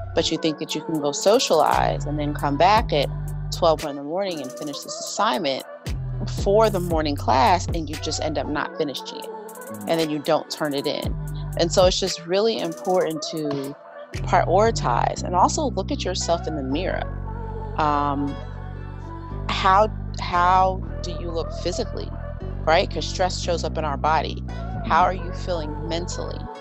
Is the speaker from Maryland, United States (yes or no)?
yes; Howard County, Maryland, United States; I am actually from Maryland, um, a small county called Howard County